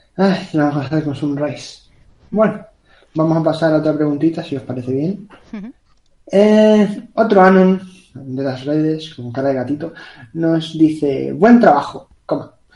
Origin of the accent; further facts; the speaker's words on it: Canary Islands, Spain; Yo soy de Canarias, que eso está más lejos